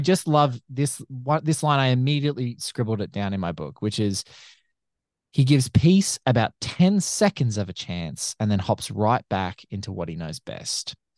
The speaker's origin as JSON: {"language": "English", "country": "Australia", "said": "as an Australian"}